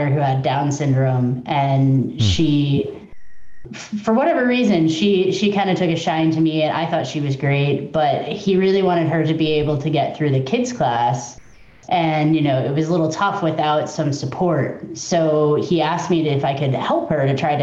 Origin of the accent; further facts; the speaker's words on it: Midwest, United States; now in Georgia, United States; I'm from the Midwest